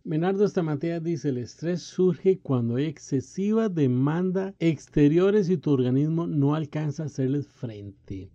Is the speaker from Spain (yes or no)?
no; Costa Rica; En mi país, Costa Rica